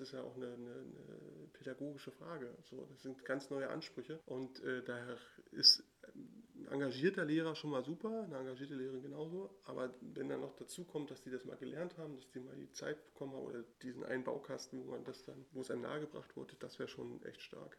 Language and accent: German; Berlin, Germany; ich bin ja in Pankow zur Schule gegangen